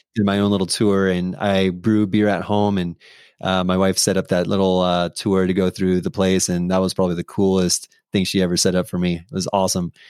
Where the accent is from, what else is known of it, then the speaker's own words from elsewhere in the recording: San Diego, California, United States; moved away; I'm from San Diego, California